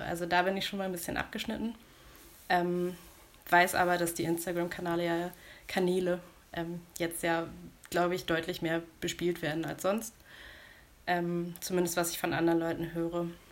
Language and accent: German; Buxtehude, Lower Saxony, Germany; ich komme aus Buxtehude